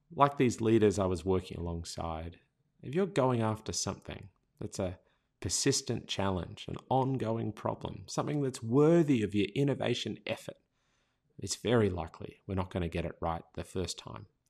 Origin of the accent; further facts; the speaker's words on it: Australia; accent: Australian; Australian users because our accent was so hard to understand.